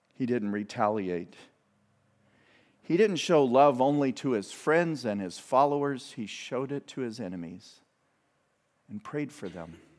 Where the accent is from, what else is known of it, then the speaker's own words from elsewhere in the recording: United States; as good American citizens